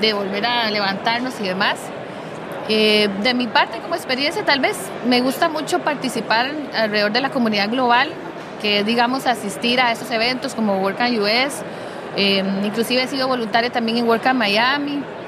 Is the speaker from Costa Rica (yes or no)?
yes; Costa Rica; yo soy de Costa Rica.